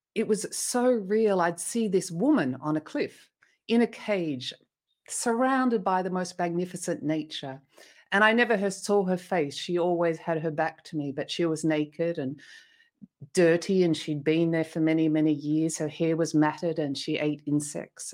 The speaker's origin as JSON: {"language": "English", "country": "Australia", "also_born_or_lived": "Sydney, Australia", "moved": "as an adult", "lives_now": "France", "said": "I'm Australian originally, and I was living in Sydney in a family"}